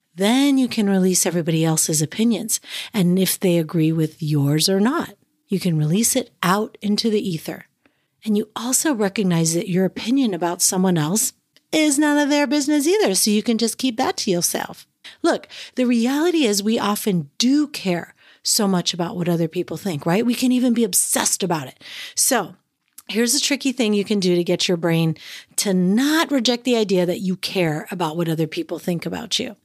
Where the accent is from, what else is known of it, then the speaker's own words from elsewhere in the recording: San Francisco Bay Area, California, United States; moved away as an adult; now in Alaska, United States; I grew up in the San Francisco Bay Area